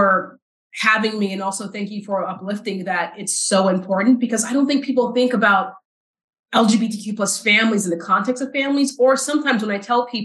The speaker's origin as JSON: {"language": "English", "region": "South Texas", "country": "United States", "tie": "born or raised there", "also_born_or_lived": "Dallas, Texas", "moved": "as an adult", "said": "as a Black queer girl growing up in the South"}